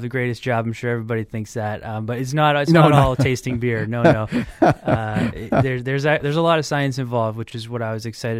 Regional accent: Goffstown, New Hampshire, United States; So I grew up in Goffstown, but I went to school here in Manchester.

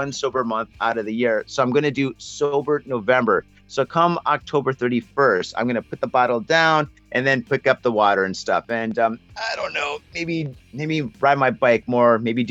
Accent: Michigan, United States; moved away as an adult; now in Japan; I grew up in Michigan, up in north

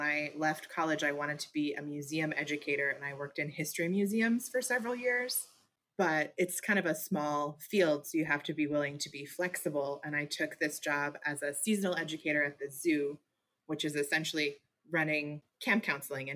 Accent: Louisville, Kentucky, United States; also born or lived in Maine / Massachusetts; So my family moved to Louisville when I was 9. We moved from Maine. So it was a big change for us. And then I have been here all through high school.

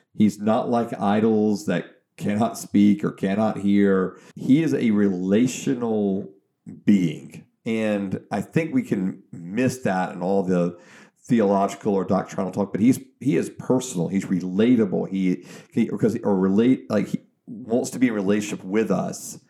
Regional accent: Georgia, United States; I'm from Georgia

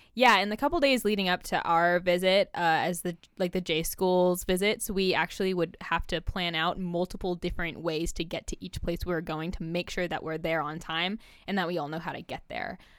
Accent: California, United States; now in Oregon, United States; I'm from California, which is more diverse than Oregon, um, at least the places where I was from

